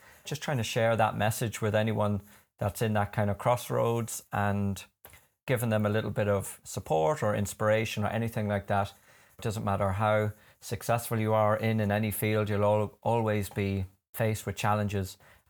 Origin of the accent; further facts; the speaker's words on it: London, United Kingdom; I grew up in London, and my parents are both from, well, my dad would kill me if I said he was from Coothill.